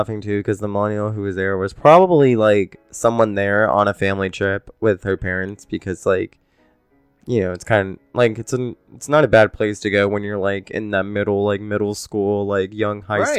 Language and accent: English; Orlando, Florida, United States; Orlando is like where I was born.